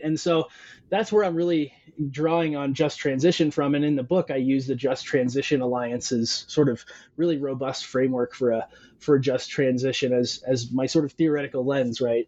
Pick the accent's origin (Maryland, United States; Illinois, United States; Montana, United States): Montana, United States; Western; now in Arizona, United States; I'm originally from from Western Montana, and I grew up. Um, fly fishing, uh, whitewater rafting, spending a lot of time around streams and water